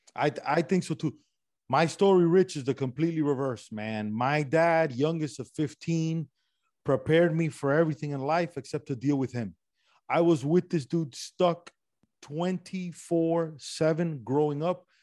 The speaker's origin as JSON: {"language": "English", "town": "Miami", "region": "Florida", "country": "United States", "accent": "Miami Cuban", "said": "My accent is this weird regional Miami Cuban accent that I got going on"}